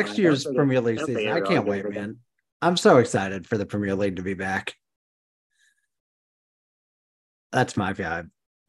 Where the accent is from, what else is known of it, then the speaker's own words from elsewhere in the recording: Manchester, Missouri, United States; I'm from Manchester, Missouri, kind of.